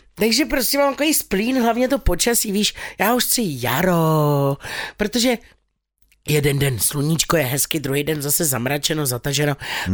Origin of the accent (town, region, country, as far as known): Czechia